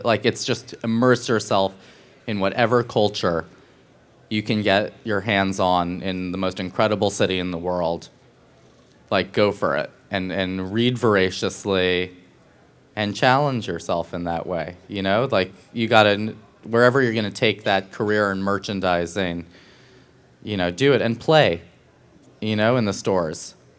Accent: New York City, New York, United States; That's what I did as a teenager growing up in New York to understand, I didn't understand above 42nd Street.

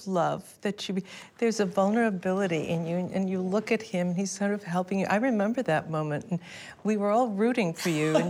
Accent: Buffalo, New York, United States; a girl from Buffalo, New York

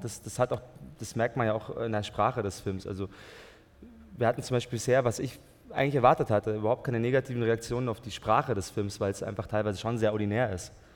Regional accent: Germany; meine Mutter ist aus Österreich und mein Vater aus äh, Tunesien. Aber ich bin in Deutschland geboren und so, also ich spreche auch Deutsch

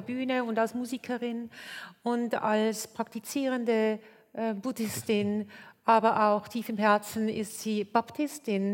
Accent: Switzerland; Bei uns in der Schweiz

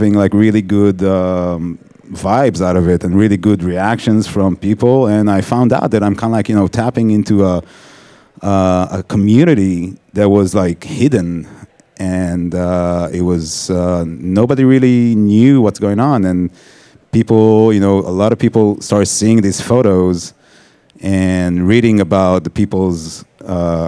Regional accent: Israel; moved away as an adult; also born or lived in Tel Aviv; now in New York, United States; I grew up in Israel, worked in Tel Aviv as a photographer, and then moved to New York in 2008

